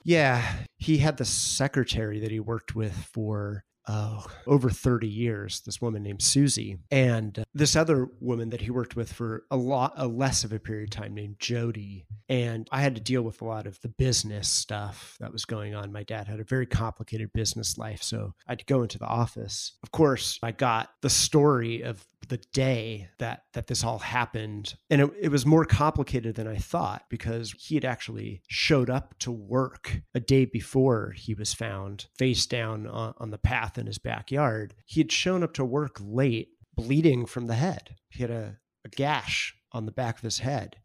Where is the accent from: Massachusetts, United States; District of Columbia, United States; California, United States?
California, United States; Northern; moved away as an adult; also born or lived in Oregon / Boston; now in New York, United States; I grew up in California, went to college in Oregon, and then I spent six or so years in Boston